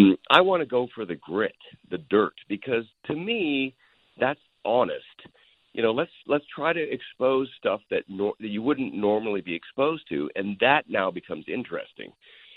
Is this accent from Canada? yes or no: yes; Canada; moved away as an adult; now in Los Angeles, United States; Look, I came from Canada. I drove down with $200 in a Dodge Colt